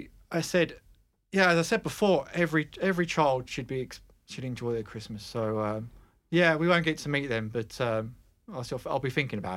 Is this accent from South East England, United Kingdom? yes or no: yes; Dover, South East England, United Kingdom; We're from Dover.